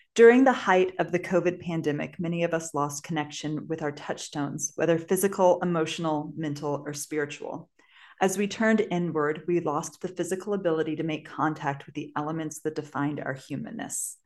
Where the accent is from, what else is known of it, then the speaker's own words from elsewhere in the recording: St. Peters, Missouri, United States; moved away as an adult; I grew up in Saint Peter's, Missouri, which is a suburb of Saint Louis, Missouri